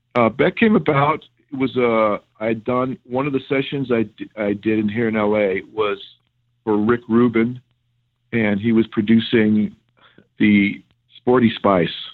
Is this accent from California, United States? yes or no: yes; Bay Area, California, United States; now in Glendale, United States; I grew up in the Bay Area